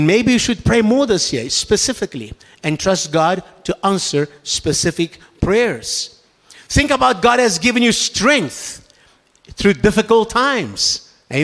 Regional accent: Brazil; I come from Brazil, where the nuts come from.

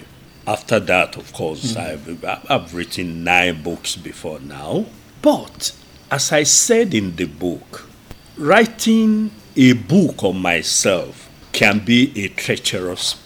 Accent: Ogbomosho, Oyo, Nigeria; I'm from Ugbomosho

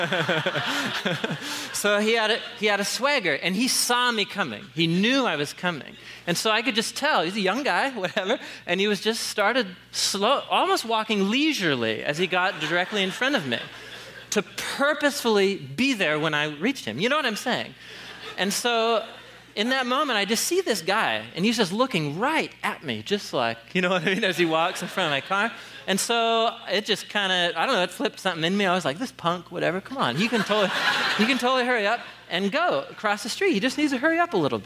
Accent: Portland, Oregon, United States; moved away as an adult; after moving back to Portland, so I was gone almost 10 years, and I grew up here in Southeast

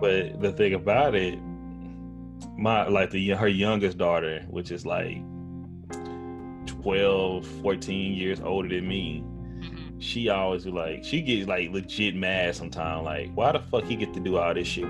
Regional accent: Tyler, Texas, United States; I'm from Tyler, okay, East Texas, but my majority of my family lives in the Metroplex, Dallas Fort Worth

